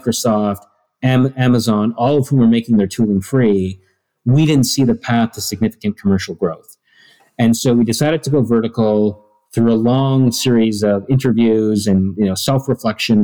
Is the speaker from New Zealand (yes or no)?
no; Toronto, Ontario, Canada; I was born and raised on the East Coast, right? So I grew up in Toronto, just outside